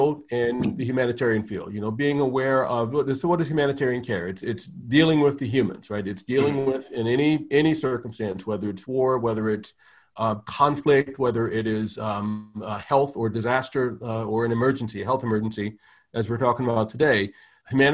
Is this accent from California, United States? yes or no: no; Anne Arundel County, Maryland, United States; also born or lived in Baltimore; I grew up in Anne Arundel County, just outside of Baltimore